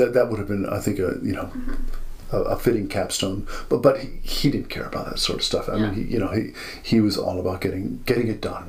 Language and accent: English; United States; I grew up in America